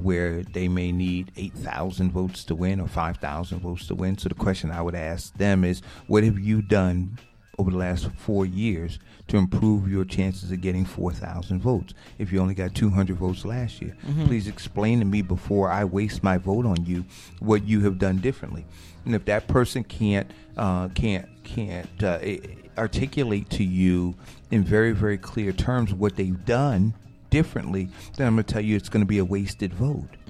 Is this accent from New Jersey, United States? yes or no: yes; Newark, New Jersey, United States; I grew up in Newark